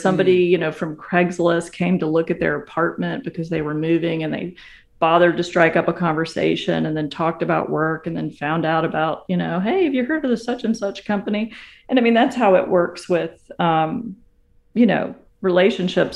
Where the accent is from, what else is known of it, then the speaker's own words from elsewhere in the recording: South Carolina, United States; moved away as an adult; also born or lived in Berkeley, California; now in Virginia, United States; I live in Virginia. I'm from South Carolina.